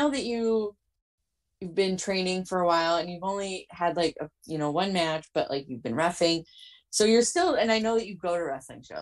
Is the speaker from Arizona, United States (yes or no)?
no; New Jersey, United States; I'm Italian. I'm from New Jersey. Like I am from New Jersey. How you doing?